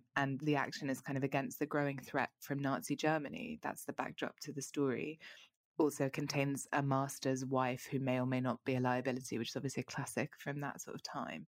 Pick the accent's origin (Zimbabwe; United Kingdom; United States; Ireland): United Kingdom; London; as a Londoner who's been to America